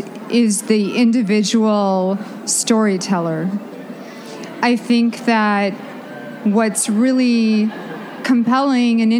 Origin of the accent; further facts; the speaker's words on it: Minneapolis, Minnesota, United States; in the Twin Cities, in my hometown, with my hometown audience